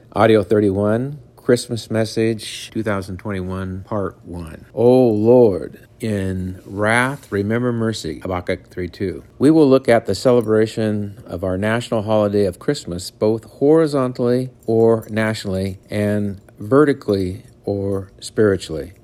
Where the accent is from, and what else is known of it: United States